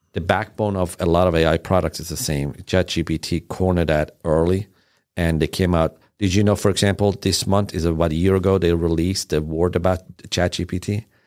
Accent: Iran; English is a second language; also born or lived in Sweden / Germany; now in United States; I was born in Iran.

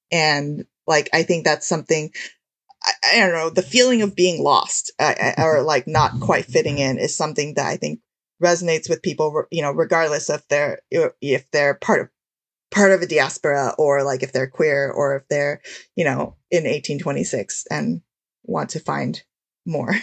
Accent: United States; as an Asian American

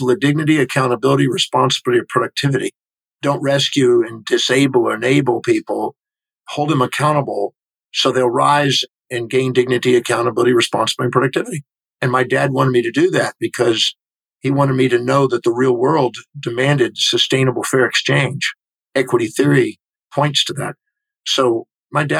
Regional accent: Houston, Texas, United States; I was born in 1954 in Houston, Texas

